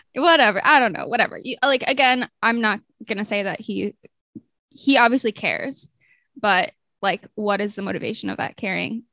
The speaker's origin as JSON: {"language": "English", "country": "United States", "said": "as an American"}